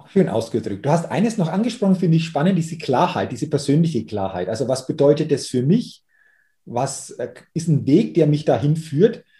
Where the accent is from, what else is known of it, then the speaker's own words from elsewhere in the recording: Middle Franconia, Bavaria, Germany; hier bei uns in Deutschland oder in Bayern oder in, in Mittelfranken